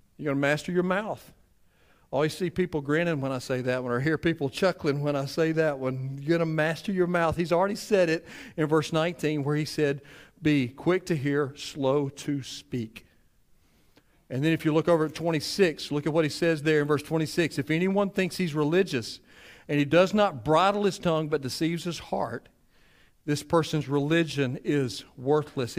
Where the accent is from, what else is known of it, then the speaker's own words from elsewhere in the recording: Cleveland, Mississippi, United States; me being from Cleveland